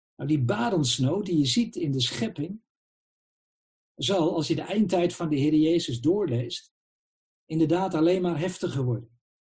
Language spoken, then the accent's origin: Dutch; Netherlands; we zijn burgers van het Rijk der Nederlanden